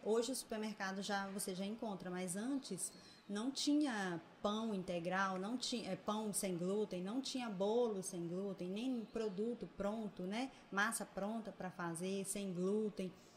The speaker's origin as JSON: {"language": "Portuguese", "town": "Governador Valadares", "region": "Minas Gerais", "country": "Brazil", "tie": "born or raised there", "said": "Sou natural de Valadares"}